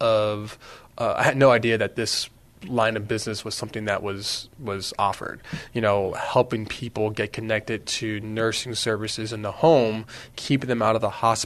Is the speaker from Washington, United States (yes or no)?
no; Los Fresnos, Texas, United States; I'm originally from South Texas, Los Fresnos, Texas